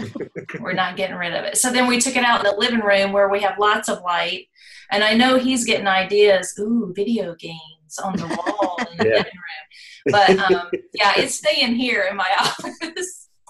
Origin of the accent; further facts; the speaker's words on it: Virginia, United States; also born or lived in North Carolina; now in Orlando, United States; I am actually in the Orlando area. And I'm not originally from here. I'm originally from North Carolina. I was born in North Carolina, raised in Virginia, right across the state line.